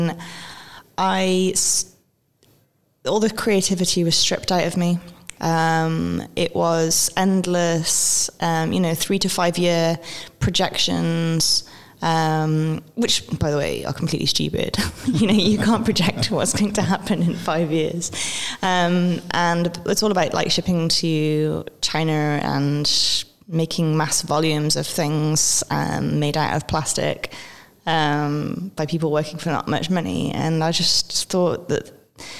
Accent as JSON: {"language": "English", "region": "Wales", "country": "United Kingdom", "tie": "born or raised there", "also_born_or_lived": "London / New Zealand / Chicago", "moved": "yes", "lives_now": "Berlin, Germany", "said": "I grew up in Wales."}